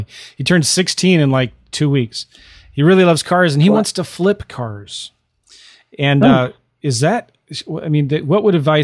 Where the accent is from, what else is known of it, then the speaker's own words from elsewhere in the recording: St. Louis, Missouri, United States; I'm from St. Louis